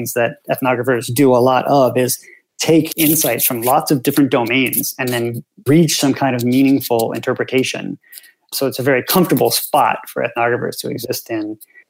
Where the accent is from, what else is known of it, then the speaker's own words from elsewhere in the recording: United States; which I'd never thought about because obviously I'm American